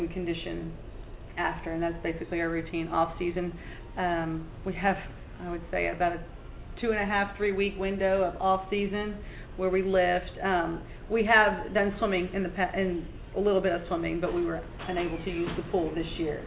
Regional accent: Corpus Christi, Texas, United States; born and raised in Corpus Christi

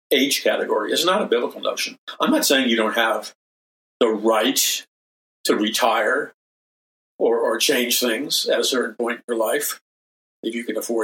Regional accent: New York City, New York, United States; I grew up in New York City with subways and taxi cabs

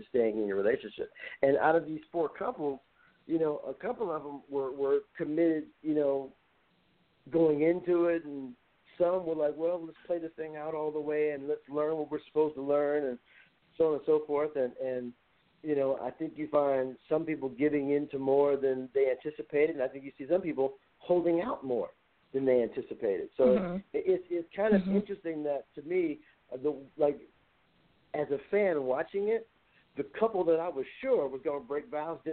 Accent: Compton, California, United States; I was born and raised in Compton

